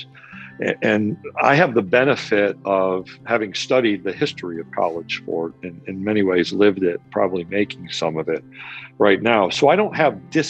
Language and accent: English; Central New York, United States; moved away; I grew up in the Central New York area